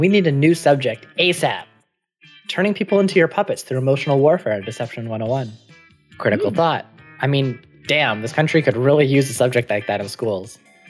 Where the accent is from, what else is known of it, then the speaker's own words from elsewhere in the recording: Canada; I'm from Canada.